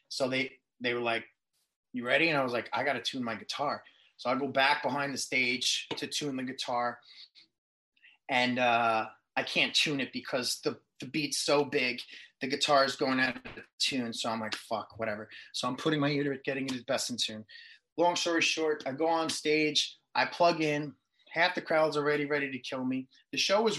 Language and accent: English; New York City, New York, United States; moved away as an adult; also born or lived in Long Island, New York; now in Los Angeles, United States; being a boy from Queens and me being born in Queens